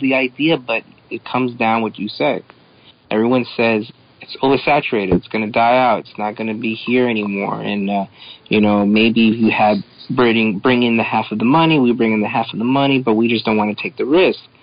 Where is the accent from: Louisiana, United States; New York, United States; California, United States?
New York, United States; New York City; growing up in New York City in the 80s